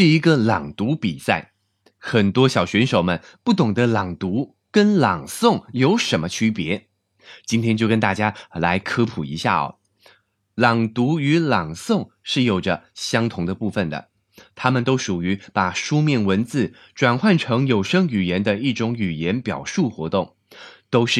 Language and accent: Chinese; Taiwan; now in China; 而且对我从台湾来到国内发展，也是一次非常难得、非常宝贵的经验。